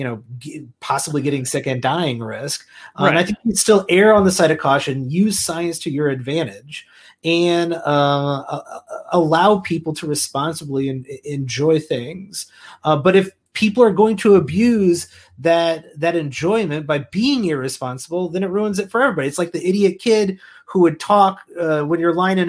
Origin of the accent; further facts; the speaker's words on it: Central Illinois, United States; I grew up in Central Illinois